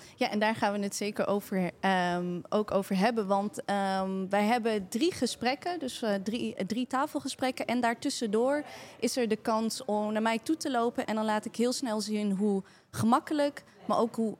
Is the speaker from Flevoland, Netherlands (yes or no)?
no; Maarssen, Utrecht, Netherlands; ik ben geboren en getogen in Maarsen.